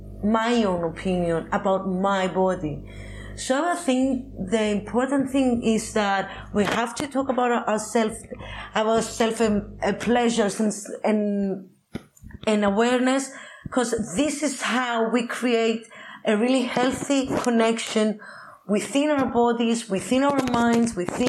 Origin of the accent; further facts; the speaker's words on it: Cyprus; English is a second language; As in growing up in Cyprus, so I understand this because people were saying all the different things about my own body